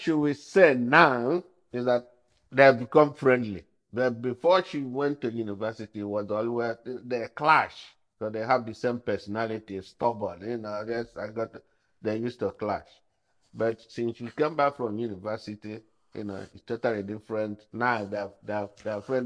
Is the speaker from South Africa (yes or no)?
no; Nigeria; now in London, United Kingdom; I was born in Nigeria, but I was made in London